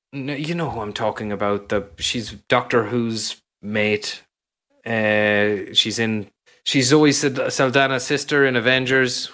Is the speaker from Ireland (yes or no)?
yes; Ennis, Munster, Ireland; my hometown in Ireland, in Ennis